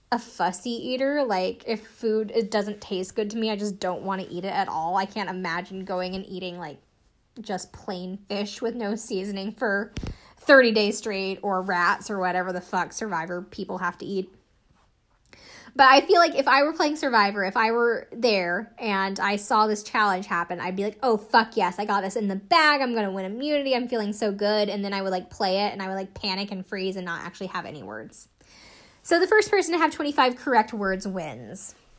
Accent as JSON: {"language": "English", "region": "the South", "country": "United States", "said": "I'm from the South"}